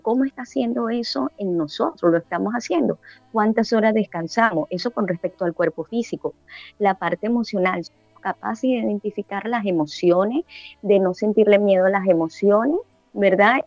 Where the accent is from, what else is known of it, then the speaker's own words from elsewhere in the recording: Caracas, Capital District, Venezuela; now in Panama City, Panama; Yo soy de ciudad de Caracas